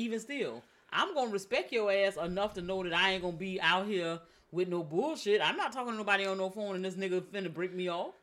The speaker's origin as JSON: {"language": "English", "town": "Savannah", "region": "Georgia", "country": "United States", "tie": "born or raised there", "moved": "yes", "said": "my hometown"}